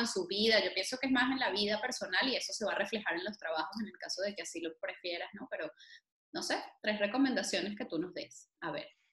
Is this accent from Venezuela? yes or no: yes; Venezuela; moved away; Entre venezolanos